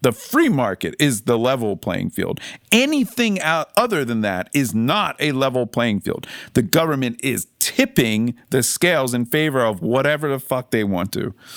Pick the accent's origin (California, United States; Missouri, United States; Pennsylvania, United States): Pennsylvania, United States; Philadelphia; I'm from Philly